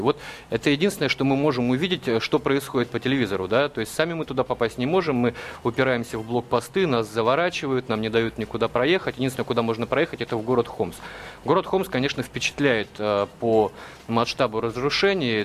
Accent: Russia; мы, журналисты из России

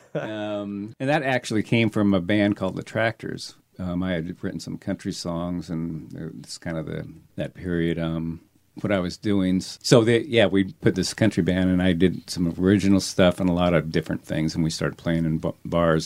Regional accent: Seattle, Washington, United States; also born or lived in Glendale, California; I grew up in Seattle.

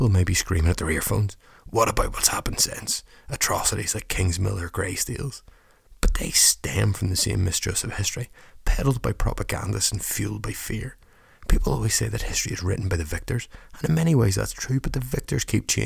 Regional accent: Northern Ireland, United Kingdom; accent: Northern Irish; he noticed my accent

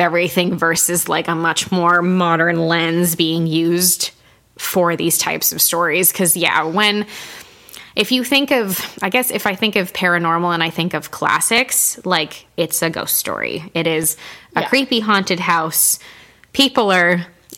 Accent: Canada; I don't know anything about hockey as a Canadian

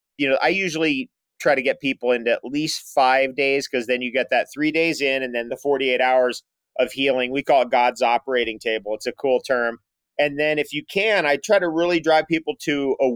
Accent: San Diego, California, United States; Being from San Diego, I think we're both from San Diego

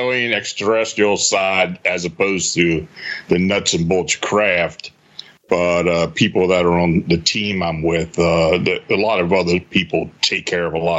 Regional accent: Gettysburg, Pennsylvania, United States; I was born and raised near the Gettysburg battlefield, spent a lot of time there as a kid

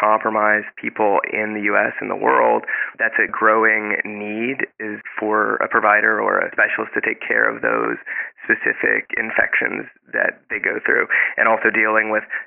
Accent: Lake Charles, Louisiana, United States; also born or lived in New Orleans, Louisiana / New York; I am from Louisiana. I'm from Lake Charles

